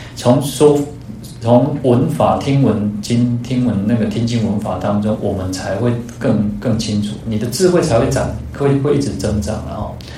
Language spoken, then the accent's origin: Chinese; Taiwan; 我们的同样出生在台湾